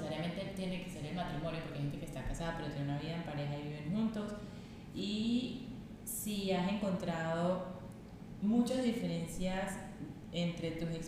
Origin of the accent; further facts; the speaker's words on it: Venezuela; y, bueno, soy venezolana, tengo 28 años